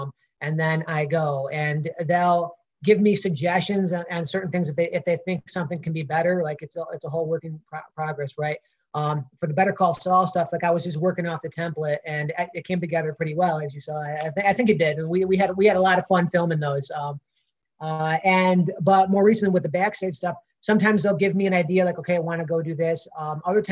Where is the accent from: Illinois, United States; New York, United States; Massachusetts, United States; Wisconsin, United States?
New York, United States; Rochester; growing up in Rochester